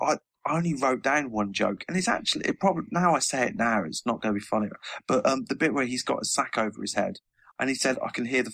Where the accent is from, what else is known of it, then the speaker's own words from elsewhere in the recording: United Kingdom; I'm British